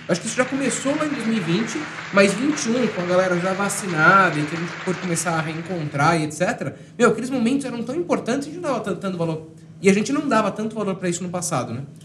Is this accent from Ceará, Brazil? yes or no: no; São Paulo, Brazil; Eu sou aqui de São Paulo